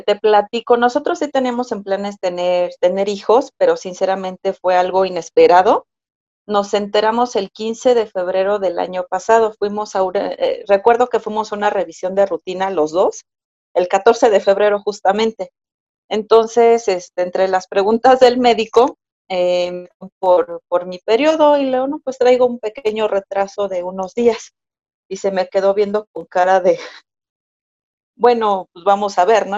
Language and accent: Spanish; Mexico City, Mexico; yo nací, crecí y actualmente resido en Ciudad de México